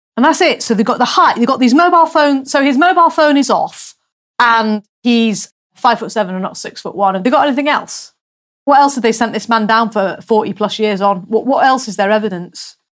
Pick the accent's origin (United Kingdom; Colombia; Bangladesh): United Kingdom; England; moved away as an adult; I'm English